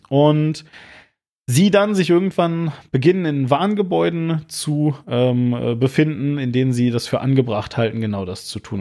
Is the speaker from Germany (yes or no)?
yes; Hagen, North Rhine-Westphalia, Germany; moved away as an adult; also born or lived in Düsseldorf; now in Switzerland; in meiner Heimat, wo ich herkomme, aus, aus Hagen